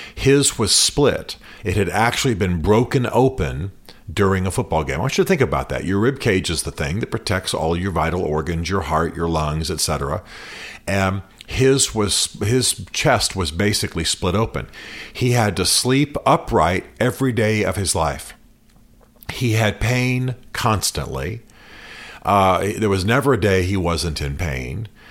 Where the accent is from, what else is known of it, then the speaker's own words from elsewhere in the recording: United States; Washington Post Jerry Brewer, he's one of the guy writes for my hometown paper